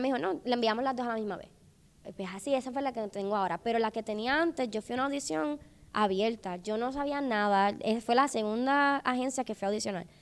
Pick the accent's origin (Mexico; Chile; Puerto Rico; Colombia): Puerto Rico; moved away as an adult; now in Los Angeles, United States; yo, yo, yo soy de Puerto Rico